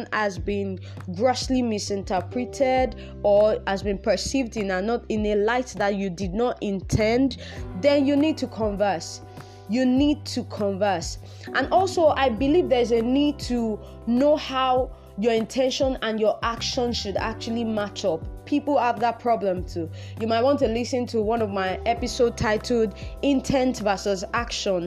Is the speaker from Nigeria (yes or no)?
yes; Nigeria; I'm Nigerian